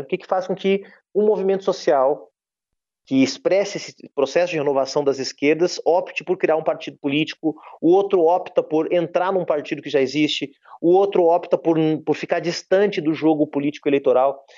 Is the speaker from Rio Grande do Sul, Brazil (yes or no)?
yes; Rio Grande do Sul, Brazil; moved away as an adult; also born or lived in Brasília; Eu sou do Rio Grande do Sul